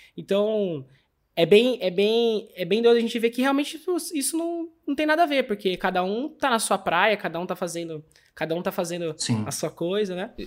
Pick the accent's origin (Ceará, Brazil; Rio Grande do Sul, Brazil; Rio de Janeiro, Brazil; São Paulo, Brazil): São Paulo, Brazil; São Pedro; Na nossa cidade, né? Que a gente é de São Pedro, Águas de São Pedro